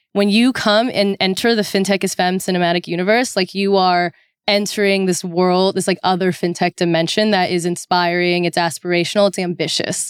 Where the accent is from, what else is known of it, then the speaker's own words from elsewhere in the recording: Orange County, California, United States; I am originally from Orange County, California